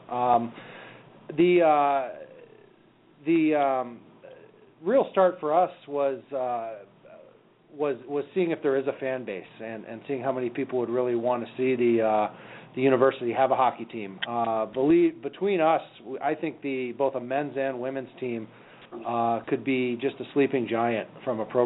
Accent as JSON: {"language": "English", "region": "Wisconsin", "country": "United States", "said": "I came from Wisconsin, where um, where we packed eighteen thousand in for for to watch the Wisconsin Badgers on a regular basis"}